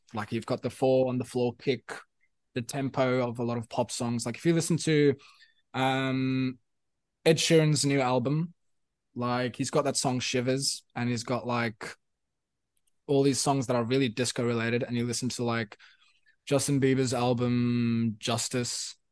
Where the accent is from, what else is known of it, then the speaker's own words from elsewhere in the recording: South Africa; first language Afrikaans; English is a second language; now in Sydney, Australia; thinking in Afrikaans, which was my, which is my first language